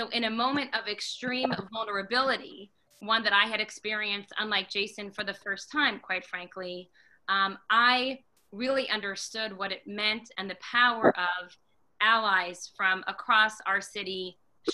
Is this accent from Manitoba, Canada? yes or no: no; Montreal, Quebec, Canada; now in New York, United States; I grew up in Montreal, Canada.